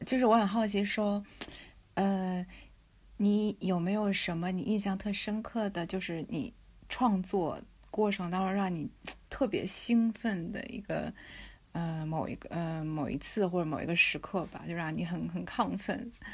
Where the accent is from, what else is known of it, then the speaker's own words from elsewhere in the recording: China; 看展这个对于中国，我们中国人来讲，其实是一个蛮陌生的，或者不是一个习惯吧